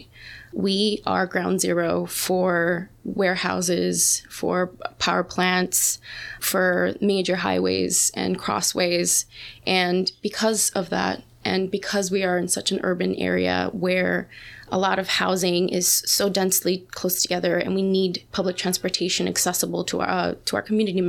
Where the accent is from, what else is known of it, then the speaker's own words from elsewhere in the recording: Dominican Republic; now in Bronx, New York, United States; I immigrated from the Dominican Republic in 2010, and I've been a Bronx resident since.